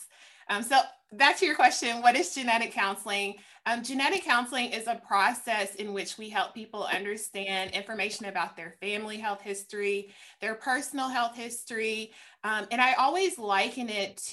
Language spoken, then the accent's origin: English; Tennessee, United States; moved away as an adult; I am actually back in my home state now. I'm back in the fabulous state of Tennessee